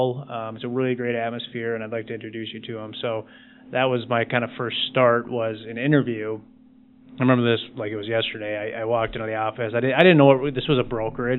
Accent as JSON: {"language": "English", "town": "Plymouth", "region": "Minnesota", "country": "United States", "tie": "born or raised there", "also_born_or_lived": "Madison, Wisconsin", "said": "I grew up in Plymouth."}